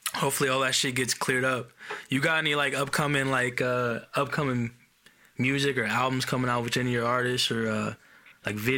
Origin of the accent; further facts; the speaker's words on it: Oceanside, California, United States; moved away; I grew up in Oceanside, and I moved up here a long ass time ago